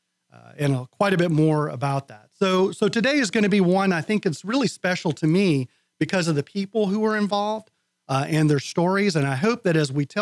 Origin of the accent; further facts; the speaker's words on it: South Carolina, United States; moved away; being from South Carolina